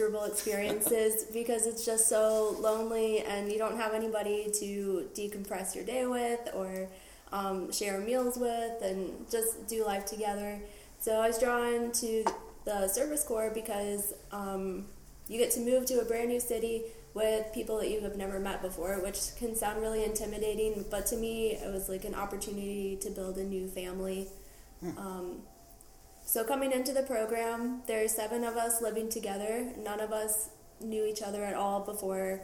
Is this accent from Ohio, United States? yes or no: yes; Cincinnati, Ohio, United States; moved away as an adult; now in Seattle, United States; I'm from Cincinnati, Ohio